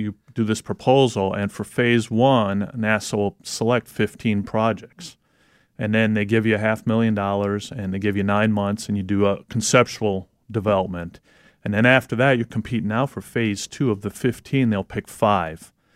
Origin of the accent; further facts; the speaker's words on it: Wisconsin, United States; now in Michigan, United States; I'm originally from Wisconsin. Um, now living in Michigan